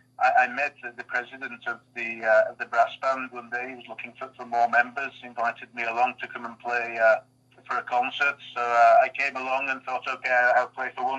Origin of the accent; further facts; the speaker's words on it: Batley, Yorkshire and the Humber, United Kingdom; moved away as an adult; now in France; So I'm from West Yorkshire, from the town of Batley originally. But as you say, I've been living in France for quite a long time, 22 years now. But my accent is still there, still strong, still going